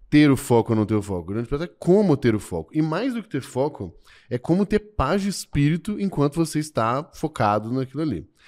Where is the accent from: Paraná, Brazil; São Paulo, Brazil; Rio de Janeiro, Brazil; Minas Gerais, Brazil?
Minas Gerais, Brazil; É, eu sou mineiro, eu sou fundador do GLA e do Merlin.